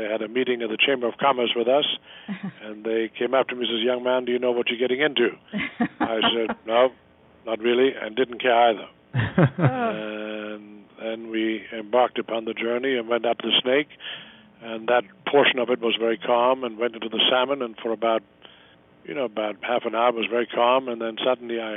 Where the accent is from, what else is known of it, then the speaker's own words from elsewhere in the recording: Germany; moved away as an adult; also born or lived in Montana; now in United States; I grew up on farms in Germany